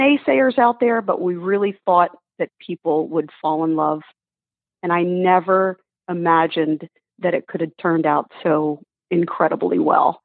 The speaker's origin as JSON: {"language": "English", "region": "Northeast", "country": "United States", "tie": "born or raised there", "said": "I grew up in the Northeast"}